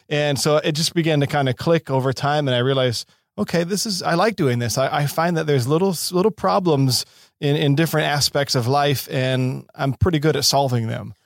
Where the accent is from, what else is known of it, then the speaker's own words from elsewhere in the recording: Seattle, Washington, United States; also born or lived in San Diego / Baton Rouge, Louisiana; now in Los Angeles, United States; born and raised in Seattle